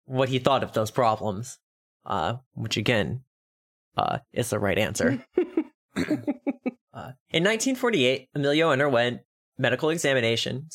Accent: Texas, United States; I am a Texan

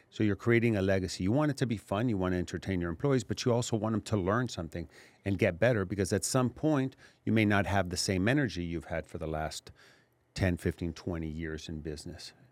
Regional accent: Laredo, Texas, United States; I grew up in Laredo

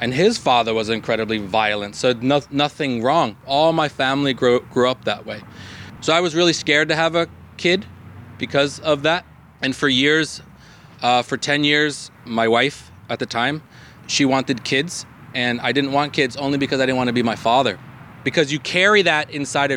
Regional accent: New York City, New York, United States; moved away; I grew up in Brooklyn in the projects. I was born in the projects

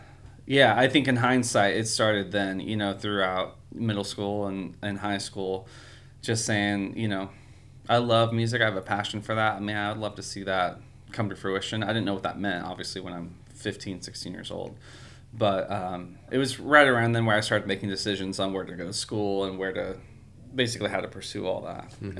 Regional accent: California, United States; Yeah, so I grew up there near San Francisco in the suburbs

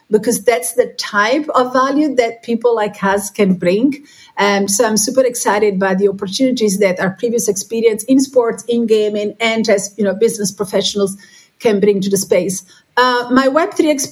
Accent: Sorrento, Campania, Italy; now in Rome, Italy; I'm from Italy. Right now we're in Rome. I'm original from Sorrento, which is a beautiful place in southern Italy

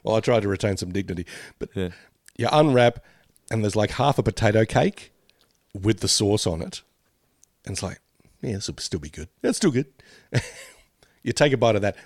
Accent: Australia; we grew up with Smarties in, uh, in Australia

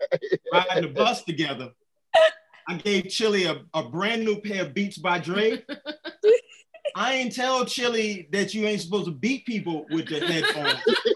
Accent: Brooklyn, New York, United States; when I was that guy from Bed-Stuy type of dude, I was jumping in and out of bed.

